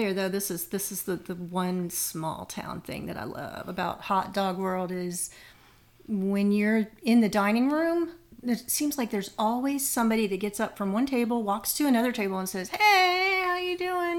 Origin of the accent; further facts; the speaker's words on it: Florida, United States; moved away as an adult; also born or lived in Tampa, Florida / North Carolina; now in Western North Carolina, United States; both my husband and I grew up in Florida, where it's very flat